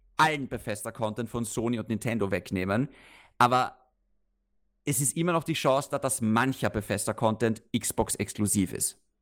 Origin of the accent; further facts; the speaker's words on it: Austria; bei uns in Österreich